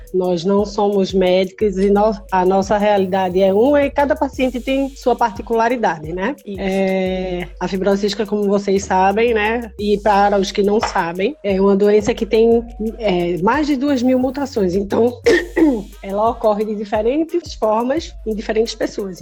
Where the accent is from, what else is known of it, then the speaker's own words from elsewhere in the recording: Recife, Pernambuco, Brazil; moved away as an adult; now in Porto Alegre, Brazil; Hoje eu moro em Porto Alegre porque eu estou em lista de transplante aqui em Porto Alegre, mas eu sou de Recife.